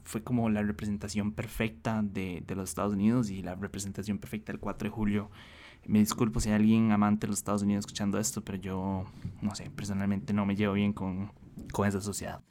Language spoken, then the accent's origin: Spanish; Costa Rica; como ticos